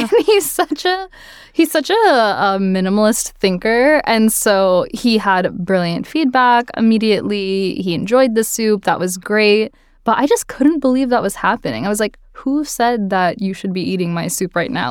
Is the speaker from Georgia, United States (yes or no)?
yes; Marietta, Georgia, United States; moved away as an adult; also born or lived in Athens, Georgia; now in New York City, United States; I grew up in Marietta, Georgia, which is just outside of Atlanta